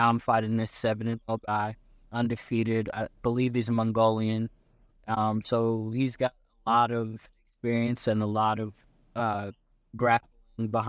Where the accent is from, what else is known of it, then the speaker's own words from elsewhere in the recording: Los Angeles, California, United States; I'm American born. I was actually born, Los Angeles. My mom, my dad were born in Jamaica. I'm like first generation American